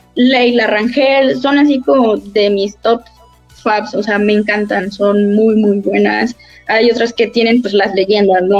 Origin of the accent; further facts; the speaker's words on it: Cuernavaca, Morelos, Mexico; nosotros que somos de Cuernavaca, Cuernavaca Morelos